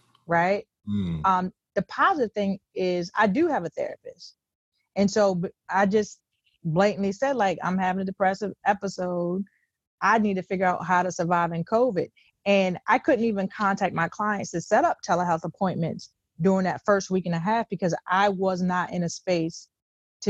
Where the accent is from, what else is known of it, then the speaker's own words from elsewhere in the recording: Cambridge, Maryland, United States; I'm from the Eastern Shore of Maryland, Cambridge, Maryland, Groove City.